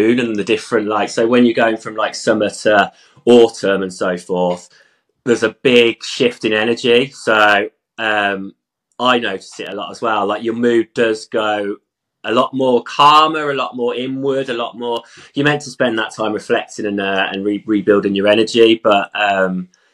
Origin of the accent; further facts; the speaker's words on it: Stratford-upon-Avon, West Midlands, United Kingdom; moved away as an adult; also born or lived in London; now in Wales, United Kingdom; I'm originally from Stratford-upon-Avon, Shakespeare world. I grew up there